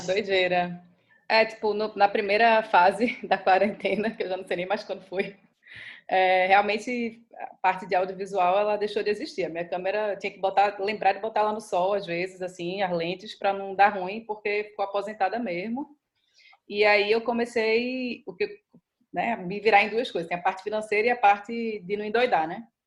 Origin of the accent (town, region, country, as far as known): Recife, Pernambuco, Brazil; moved away as an adult